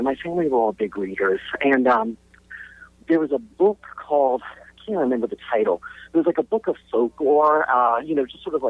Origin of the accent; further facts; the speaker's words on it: Charleston, South Carolina, United States; also born or lived in London; I grew up in South Carolina and in Charleston. And the two things that sort of really shaped me early on is, one is that my family lived in London for about a year.